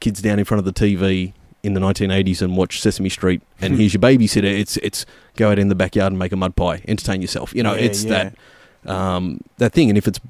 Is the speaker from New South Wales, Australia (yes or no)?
no; Werribee, Victoria, Australia; It's I'm a Western Suburbs lad.